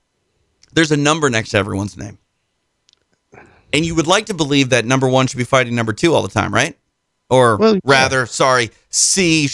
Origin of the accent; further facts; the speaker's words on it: United States; Maybe I'm just an American trying to teach a guy who lives in England English.